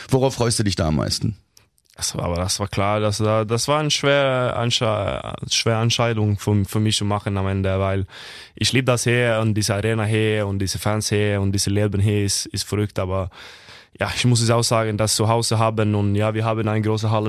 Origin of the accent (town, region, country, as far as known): Norway; German is a second language; moved away as an adult; now in Kiel, Germany